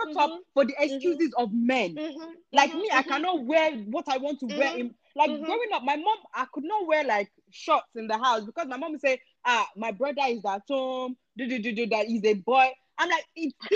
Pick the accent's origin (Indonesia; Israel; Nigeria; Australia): Nigeria; I grew up in Nigeria.